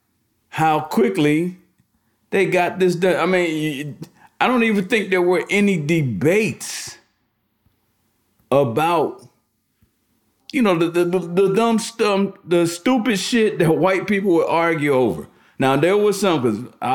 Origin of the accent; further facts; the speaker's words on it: the North, Northern United States, United States; being a Northerner